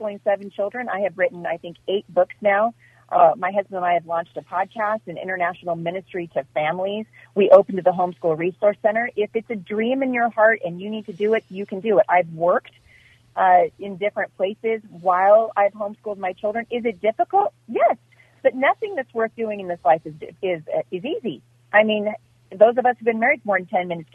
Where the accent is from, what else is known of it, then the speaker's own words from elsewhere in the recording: Portland, Oregon, United States; I grew up in Portland. I went to school and graduated from high school in Portland.